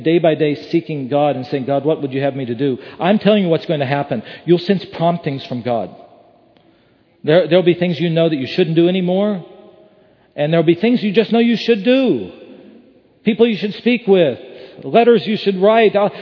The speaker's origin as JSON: {"language": "English", "region": "West Virginia", "country": "United States", "tie": "born or raised there", "said": "I grew up in West Virginia."}